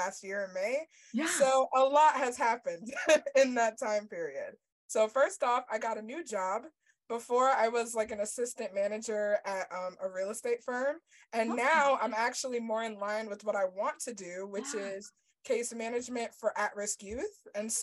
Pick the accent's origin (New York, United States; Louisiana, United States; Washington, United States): New York, United States; I'm also from New York